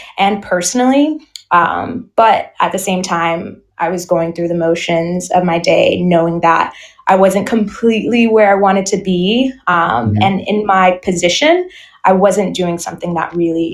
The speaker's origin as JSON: {"language": "English", "town": "New York City", "region": "New York", "country": "United States", "tie": "born or raised there", "also_born_or_lived": "Indiana / Houston, Texas", "moved": "as an adult", "lives_now": "France", "said": "I am originally born and raised in the Bronx, New York"}